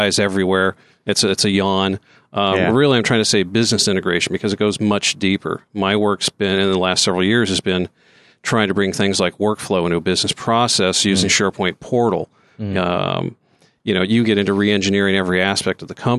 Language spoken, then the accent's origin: English; Santa Barbara, California, United States; moved away as an adult; now in Austin, United States; Born and raised in Santa Barbara